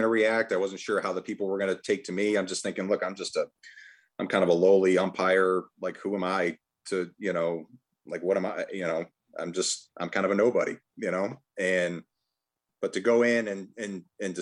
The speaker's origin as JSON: {"language": "English", "region": "Massachusetts", "country": "United States", "tie": "born or raised there", "said": "growing up in Massachusetts"}